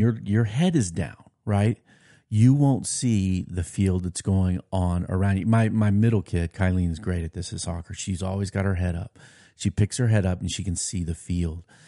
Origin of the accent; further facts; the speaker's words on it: United States; also born or lived in Nashville, Tennessee / New Jersey; growing up in America